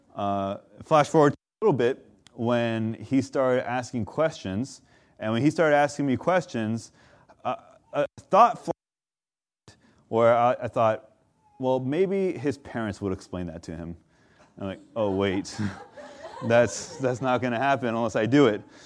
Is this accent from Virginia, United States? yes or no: no; Southern California, United States; I'm from SoCal